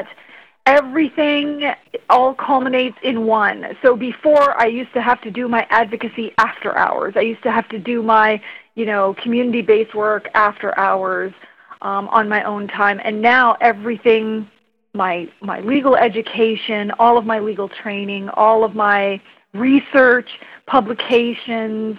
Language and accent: English; Canada; I come from the Mi'kmaq Nation, my family raised me in the context that if I was going to identify as a Mi'kmaq person